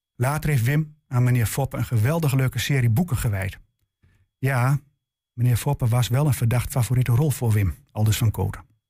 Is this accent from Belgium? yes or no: no; Enschede, Overijssel, Netherlands; de Enschedese volkswijk waar ik opgroeide